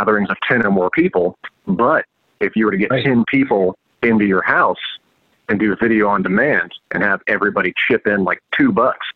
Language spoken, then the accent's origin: English; Indianapolis, Indiana, United States; we're from Indianapolis